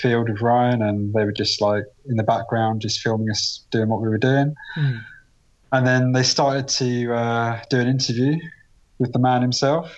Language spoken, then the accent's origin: English; Farnborough, South East England, United Kingdom; I'm from Farnborough in Hampshire.